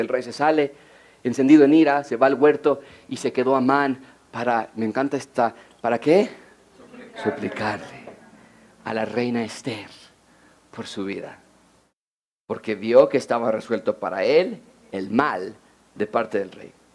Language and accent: Spanish; Mexico; como decimos en México